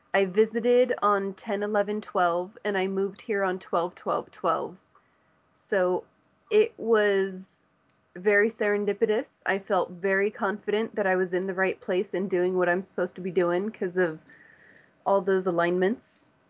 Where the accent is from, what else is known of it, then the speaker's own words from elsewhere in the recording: Los Angeles, California, United States; moved away as an adult; now in Dancing Rabbit, United States; I came from Hollywood, California. I've lived in Southern California my whole life